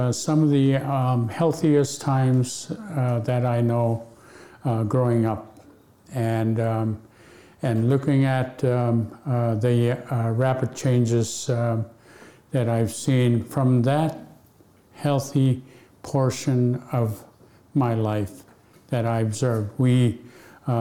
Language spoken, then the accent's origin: English; Akiak, Alaska, United States; first language Yup'ik; English is a second language; growing up in Aquiac, we had no electricity